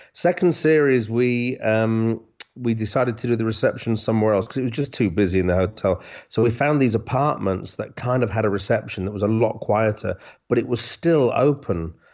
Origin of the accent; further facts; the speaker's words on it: Hull, Yorkshire and the Humber, United Kingdom; I'm from Hull, so we used to go to Scarborough when I was a kid